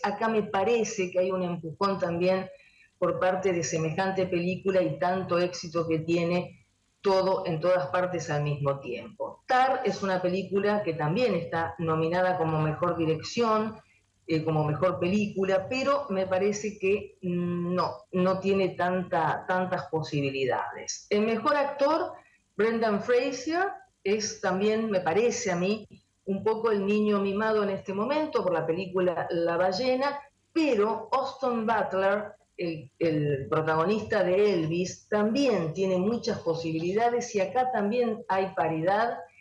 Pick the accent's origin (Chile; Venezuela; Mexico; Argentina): Argentina; nosotros somos argentinos